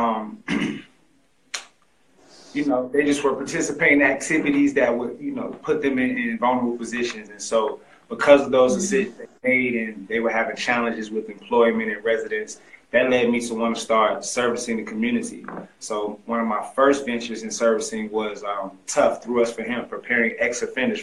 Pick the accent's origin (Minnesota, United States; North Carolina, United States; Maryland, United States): North Carolina, United States; Greensboro; I actually grew up in Greensboro, North Carolina